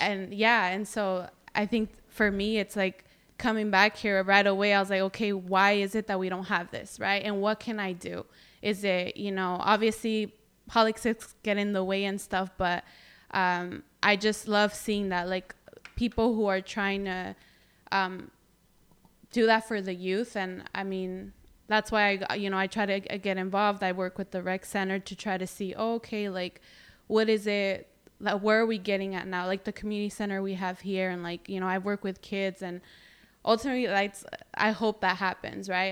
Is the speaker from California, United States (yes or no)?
yes; Greenfield, California, United States; i'm proud to be from here